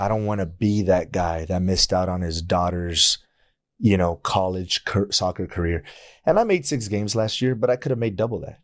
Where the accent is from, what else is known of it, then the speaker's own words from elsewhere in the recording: El Paso, Texas, United States; I grew up in El Paso